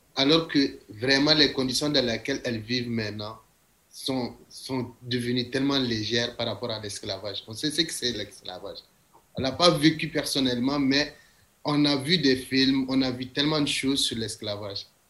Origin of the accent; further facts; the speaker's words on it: Niger; now in Chicoutimi, Canada; je suis de nationalité nigérienne. Pas du Nigeria, du Niger.